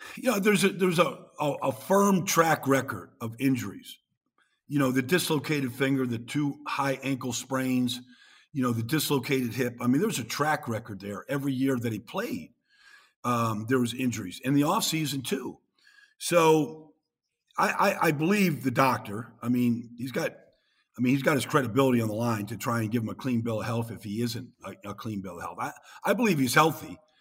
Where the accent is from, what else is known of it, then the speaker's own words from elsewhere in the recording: Minnesota, United States; I grew up in Minnesota. I was a vendor for the Minnesota Vikings when I was a kid at Metropolitan Stadium